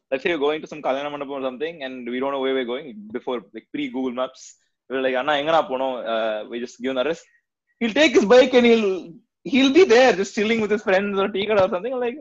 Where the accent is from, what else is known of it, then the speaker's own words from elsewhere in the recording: Bangalore, Karnataka, India; now in Chennai, India; I'm from Bangalore